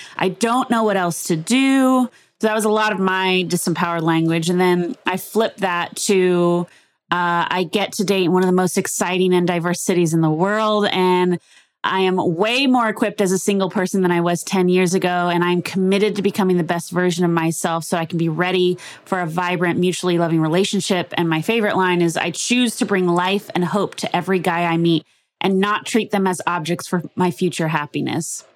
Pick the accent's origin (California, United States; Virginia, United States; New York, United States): California, United States; Los Angeles; born and raised in Los Angeles.